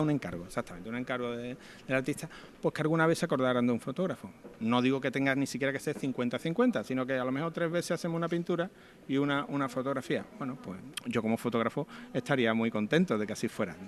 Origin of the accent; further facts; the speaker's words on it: Alcalá de Guadaíra, Andalusia, Spain; moved away as an adult; now in Seville, Spain; mi hermano y yo nos criamos en Arcalá de Guadaira